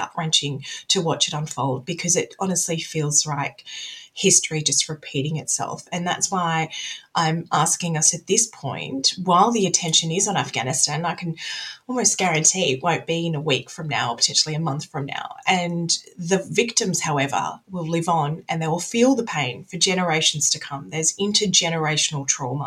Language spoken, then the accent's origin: English; Australia; I'm very much from the West. I'm an Australian as well